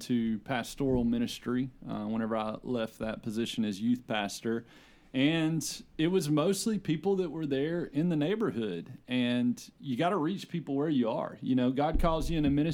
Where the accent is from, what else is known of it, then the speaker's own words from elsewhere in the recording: Arkansas, United States; I'm from Arkansas